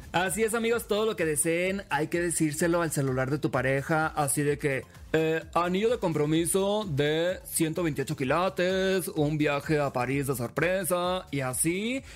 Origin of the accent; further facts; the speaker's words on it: Mexico; yo como mexicano